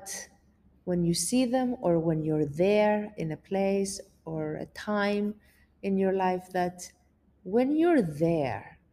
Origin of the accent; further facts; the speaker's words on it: Greece; moved away; being away from my family and my country